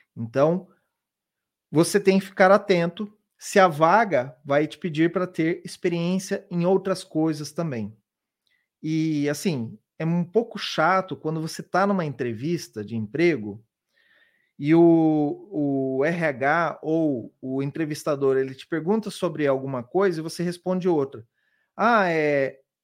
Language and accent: Portuguese; Londrina, Paraná, Brazil; moved away as an adult; now in São Paulo, Brazil; Eu vim lá de Londrina, no Paraná, e já moro aqui em São Paulo, já tem bastante tempo. Então, eu me formei na minha universidade, na universidade lá na, na minha cidade